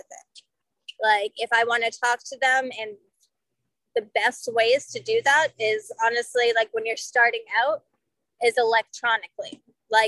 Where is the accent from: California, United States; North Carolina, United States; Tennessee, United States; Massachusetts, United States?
Massachusetts, United States; Salem; now in St. Petersburg, United States; I'm from Salem.